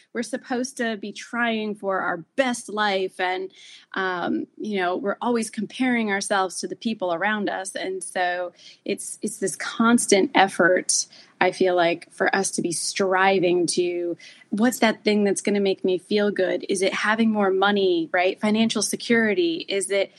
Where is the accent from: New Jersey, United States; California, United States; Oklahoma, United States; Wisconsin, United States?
New Jersey, United States; accent: Jersey; I'm from New Jersey